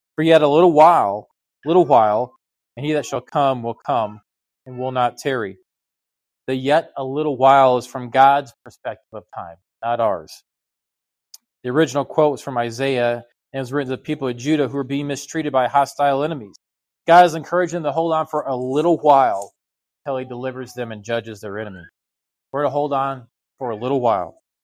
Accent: United States; as an American

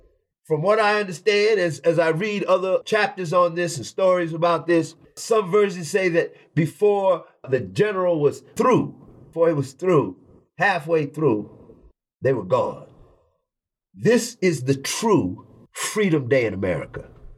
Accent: Atlanta, Georgia, United States; I was born in 1958 in Atlanta, Georgia.

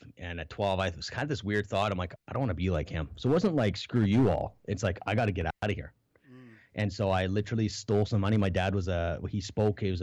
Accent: Canada; I was born in Canada

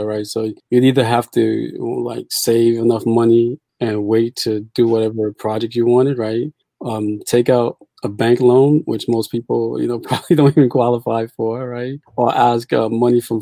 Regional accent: New York City, New York, United States; also born or lived in Port-au-Prince, Haiti; I was born in Port-au-Prince, Haiti, came to the States when I was about 5 years old. Grew up in Brooklyn, New York, currently live in the Bronx

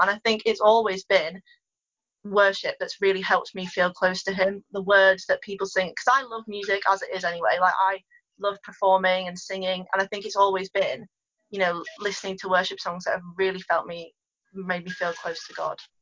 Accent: Ulverston, North West England, United Kingdom; live in Ulverston, have done my whole life

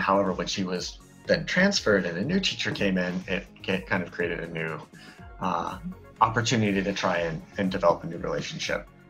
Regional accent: Colorado, United States; moved away as an adult; now in Hokkaido, Japan; growing up in Colorado, where there's a very large population of native mm. Spanish speakers

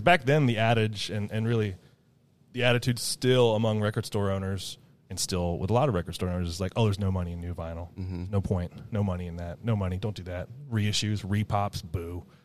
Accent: Ohio, United States; moved away; also born or lived in Loveland; I'm from Ohio, and here I am in Oregon

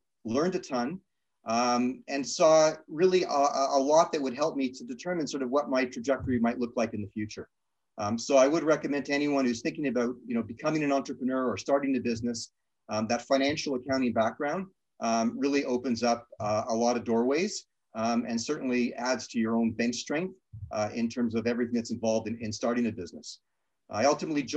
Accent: Toronto, Ontario, Canada; also born or lived in Thornhill; now in Toronto, Canada; Grew up in Toronto, North Toronto

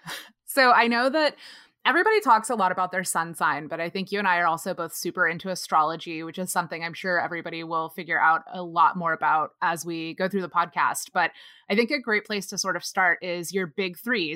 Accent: North Texas, United States; moved away as an adult; also born or lived in Austin, Texas; now in Los Angeles, United States; I live in Los Angeles now, but I grew up in North Texas with Nick in this tiny little town of less than seven thousand people

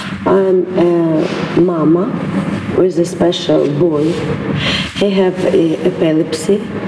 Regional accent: Kyiv, Ukraine; English is a second language; And we're from Kiyv, we live in Kiyv

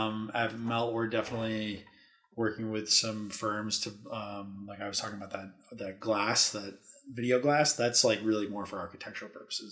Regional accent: Wisconsin, United States; moved away as an adult; also born or lived in Lake Tahoe, California; now in Las Vegas, United States; Growing up in Wisconsin

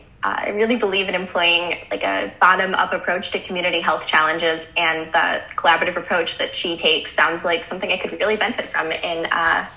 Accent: Chicago, Illinois, United States; now in New Orleans, United States; and I am from Chicago, Illinois, and I was a Peace Corps volunteer working with community and rural health in Mozambique.

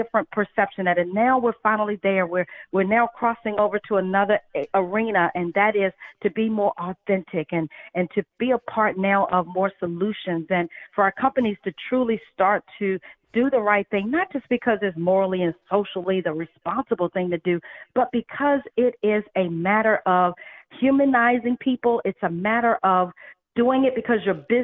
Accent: United States; I grew up in America

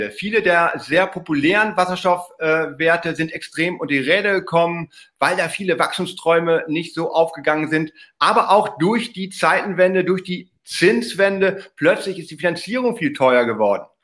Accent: North Rhine-Westphalia, Germany; Glücklicherweise auch meine Heimat im Münsterland, 2G Energy aus Heeg, fahre ich jedes Mal, wenn ich meine Eltern besuche, direkt vorbei

